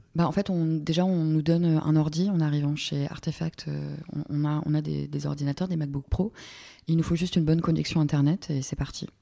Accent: Normandy, France; moved away; je suis pas née en Normandie, mais je viens de Normandie. Il se trouve qu'il pleut beaucoup en Normandie

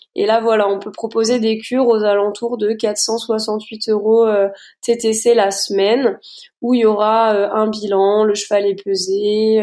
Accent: Luxembourg; moved away as an adult; now in Meuse, France; je viens je viens du Luxembourg

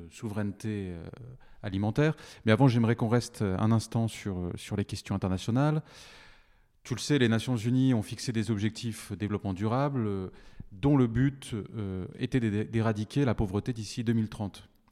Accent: France; en tant que Français

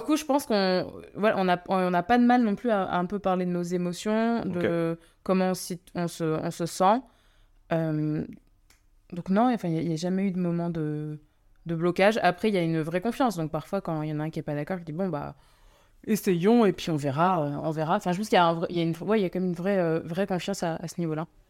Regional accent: France; je suis française, mais je suis d'origine indienne

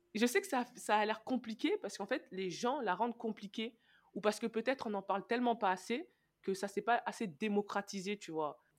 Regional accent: Senegal; je suis sénégalaise

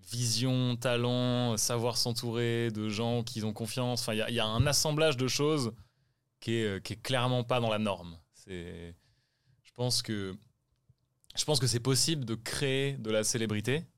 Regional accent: France; en tant que Français

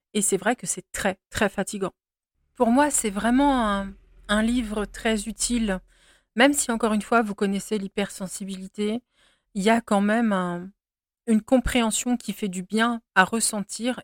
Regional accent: France; je suis française et que je vis ici

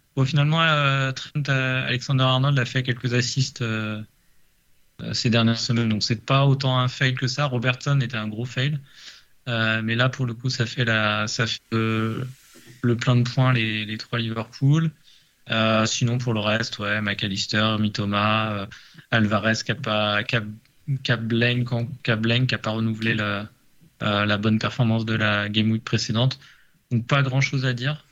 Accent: Paris, Île-de-France, France; je suis parisien

